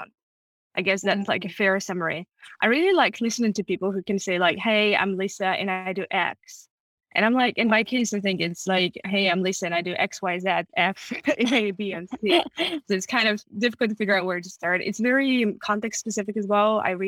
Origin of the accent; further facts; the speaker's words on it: Moscow, Russia; English is a second language; moved away as an adult; also born or lived in Germany / United States; now in United Kingdom; I was born and raised in Moscow